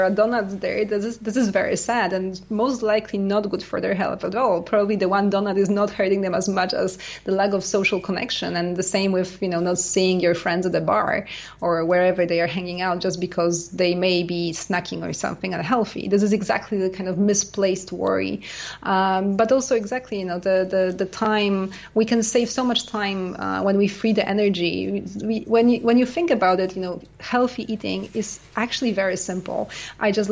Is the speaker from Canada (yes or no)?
yes; Canada; also born or lived in United States; now in France; I'm Canadian